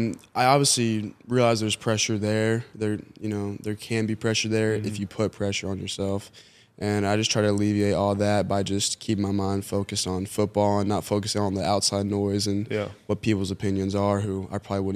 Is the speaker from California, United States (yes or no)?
no; Atlanta, Georgia, United States; I was born in Atlanta, Georgia, so I grew up like a Falcons fan.